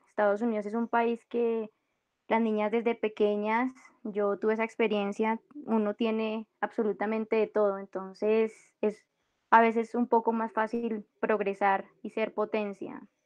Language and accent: Spanish; Bogotá, Colombia; moved away as an adult; also born or lived in United States; now in Bucaramanga, Colombia; soy de Bogotá y actualmente me encuentro jugando en el Atlético Bucaramanga